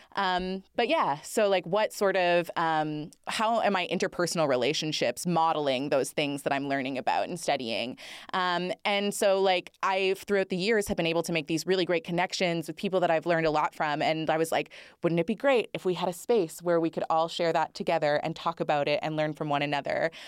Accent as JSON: {"language": "English", "region": "Northern Ontario", "country": "Canada", "tie": "born or raised there", "said": "I grew up in Northern Ontario and I love being from the north."}